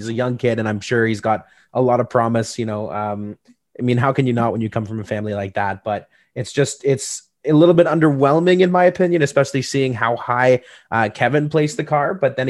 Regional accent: Canada; Even as a Canadian, I can admit that.

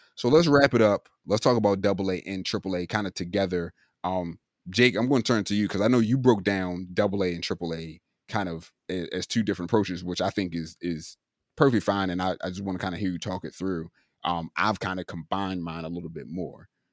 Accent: Maryland, United States; moved away; I'm originally from Maryland

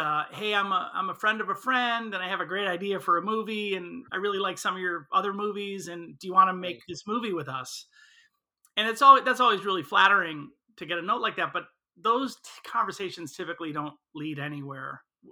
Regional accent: Chicago, Illinois, United States; I'm from Chicago

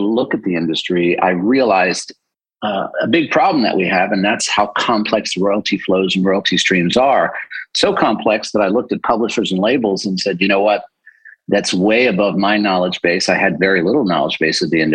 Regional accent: Washington, District of Columbia, United States; I was first generation American born here in the D.C. area, born and raised there

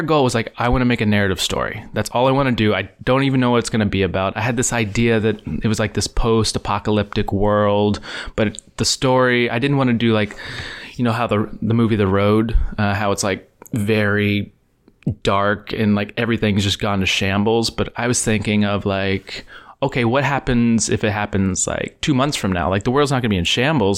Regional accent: East Texas, United States; moved away; where I grew up in Texas.

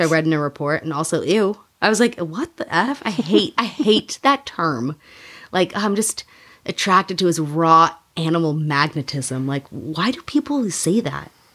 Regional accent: Illinois, United States; I grew up in Illinois

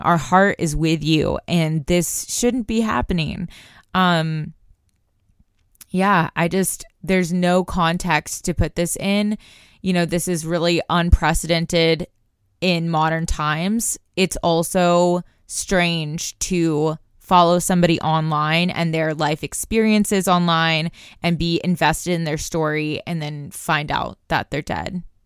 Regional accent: Tulsa, Oklahoma, United States; I'm from Tulsa, Oklahoma

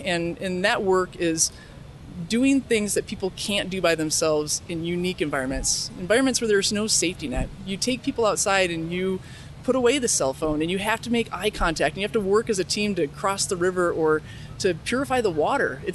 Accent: Grand Rapids, Michigan, United States; now in Ann Arbor, United States; I'm from Grand Rapids, Michigan.

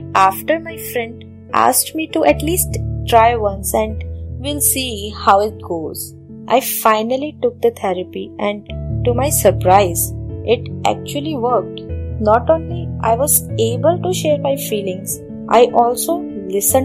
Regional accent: Delhi, India; I am from Delhi

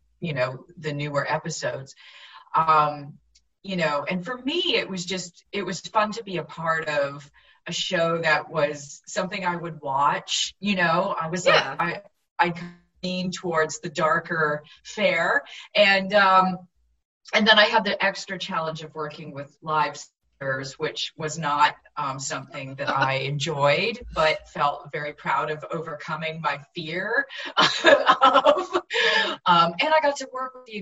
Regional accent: suburbs of Vancouver, British Columbia, Canada; growing up in Canada, even though I grew up, you know, in the suburbs of Vancouver

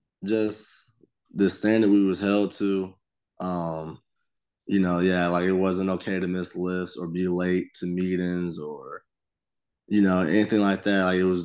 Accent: Georgia, United States; And I mean, I was from Georgia, so it was SEC.

